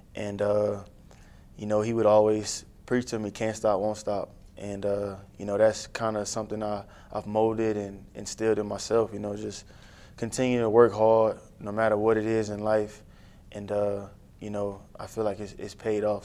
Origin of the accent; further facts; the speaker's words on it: New Iberia, Louisiana, United States; I'm a New Iberia homegrown kid. Louisiana.